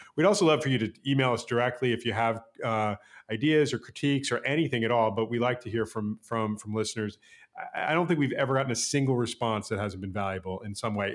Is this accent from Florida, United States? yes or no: no; New York City, New York, United States; I grew up on the Upper East Side.